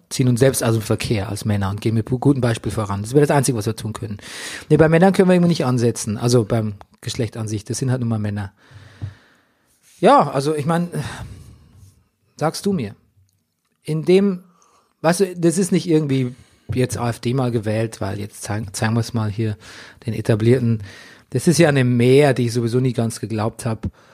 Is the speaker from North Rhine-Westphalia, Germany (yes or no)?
no; Lower Bavaria, Germany; auf dem Dorf bezogen, in Niederbayern, wo ich aufgewachsen bin